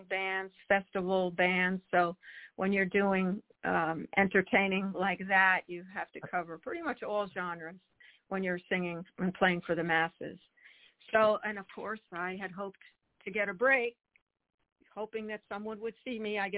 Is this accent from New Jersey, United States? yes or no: yes; New Jersey, United States; now in Charlotte, United States; I was born and raised in New Jersey